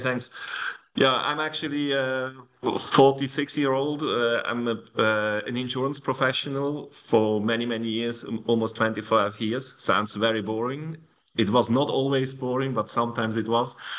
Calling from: Zug, Switzerland; I'm actually calling from Switzerland, from Zug, a very small town close to uh, Zurich.

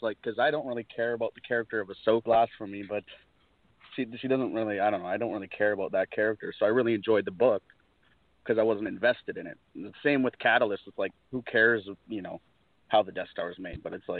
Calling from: British Columbia, Canada; from British Columbia, Canada.

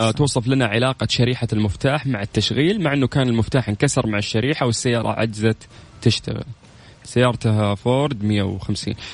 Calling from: Riyadh, Riyadh Province, Saudi Arabia; من الرياض

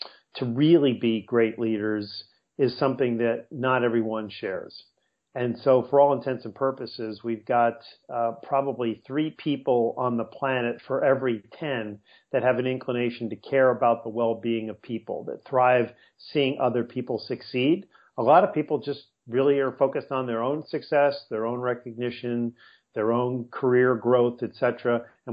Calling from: La Jolla, California, United States; I'm calling from La Jolla, California, which is about a 12-minute drive from downtown San Diego.

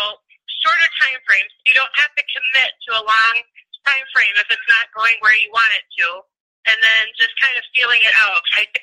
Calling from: Gainesville, Florida, United States; I'm calling from Gainesville, Florida.

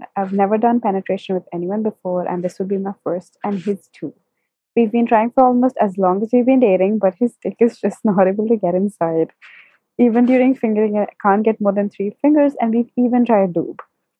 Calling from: India; I'm 20 years old and I'm calling from India.

